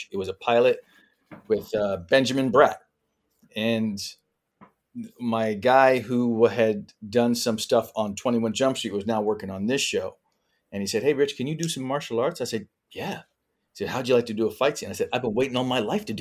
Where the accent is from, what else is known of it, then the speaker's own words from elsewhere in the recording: Vancouver, British Columbia, Canada; moved away; I was this kid from Vancouver